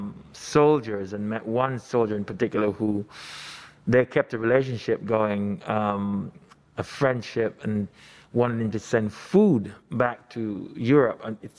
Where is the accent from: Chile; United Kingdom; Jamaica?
Jamaica; Kingston; now in Los Angeles, United States; I was born in Kingston, Jamaica. I migrated to the United States through my mom. That was 1998.